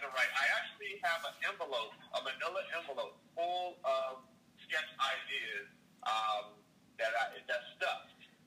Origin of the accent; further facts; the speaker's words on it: Maryland, United States; now in California, United States; I'm originally from Maryland.